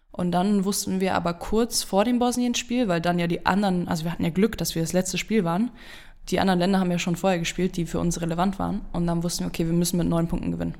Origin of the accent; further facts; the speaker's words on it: Berlin, Germany; also born or lived in Marburg; now in Keltern, Germany; seitdem ich aus Berlin weggegangen bin, die ich mal wieder in meiner Heimatstadt gespielt habe